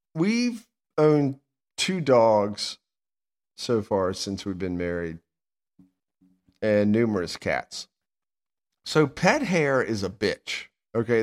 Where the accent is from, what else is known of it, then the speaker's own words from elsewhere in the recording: Sandston, Virginia, United States; I'm from Sanston